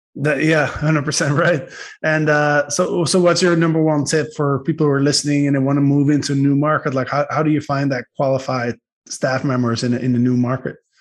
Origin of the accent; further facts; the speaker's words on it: Netherlands; I'm from Holland